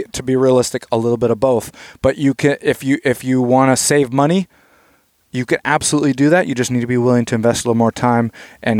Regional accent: Palmer, Alaska, United States; I grew up in Palmer, Alaska

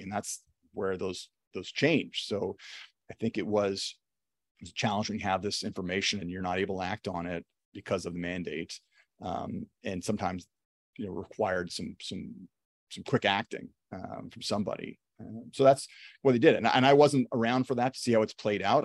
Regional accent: Toronto, Ontario, Canada; I'm from Toronto. I'm working in Toronto, fifteen minutes, twenty minutes from where I grew up.

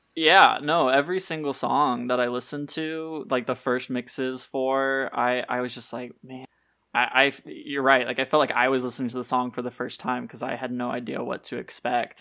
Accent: Tennessee, United States; moved away as an adult; also born or lived in Nashville; now in Florida, United States; I grew up in Tennessee, so, like, a lot of my life is there.

